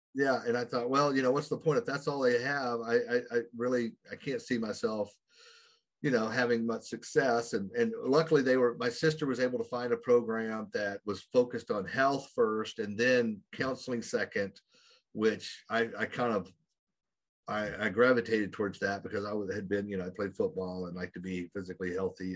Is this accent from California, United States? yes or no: no; Oklahoma, United States; I grew up in a very small town in Oklahoma, which is way over here in the United States